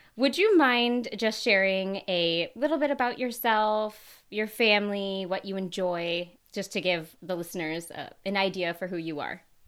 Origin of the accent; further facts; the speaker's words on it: Minnesota, United States; moved away; I'm originally from Minnesota